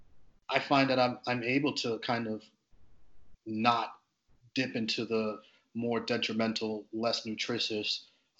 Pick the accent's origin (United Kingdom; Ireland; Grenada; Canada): Grenada; now in United States; I'm from the Caribbean. I'm Caribbean born. I'm born on the island of Grenada.